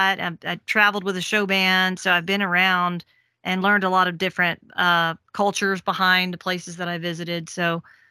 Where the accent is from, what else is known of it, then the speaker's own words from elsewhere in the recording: Memphis, Tennessee, United States; moved away; I'm from Memphis originally